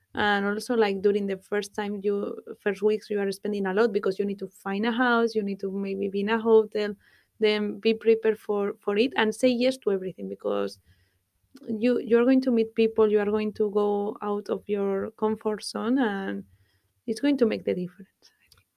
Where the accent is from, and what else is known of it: Guadalajara, Castilla-La Mancha, Spain; English is a second language; moved away as an adult; now in Dublin, Ireland